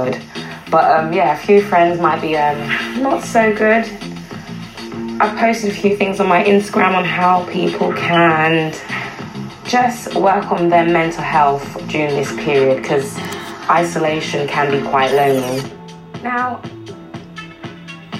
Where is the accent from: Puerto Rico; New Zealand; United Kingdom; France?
United Kingdom; born or raised there; also born or lived in West Indies (ancestry)